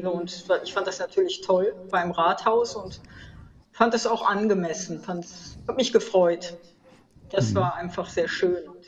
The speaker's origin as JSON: {"language": "German", "region": "North Rhine-Westphalia", "country": "Germany", "said": "Also als Westfälin habe ich da, glaube ich, nicht viel zu melden."}